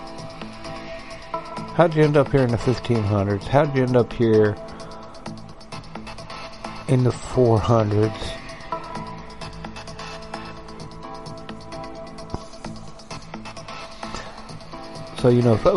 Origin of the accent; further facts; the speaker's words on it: West Virginia, United States; I grew up in West Virginia